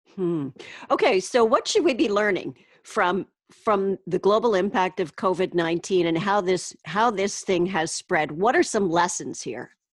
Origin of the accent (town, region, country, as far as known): Canada